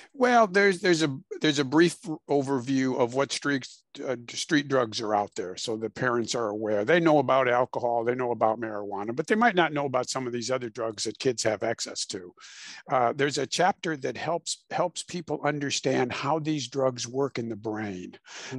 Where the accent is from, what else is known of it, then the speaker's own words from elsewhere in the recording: Illinois, United States; moved away as an adult; also born or lived in Houston, Texas; I was born and raised in Illinois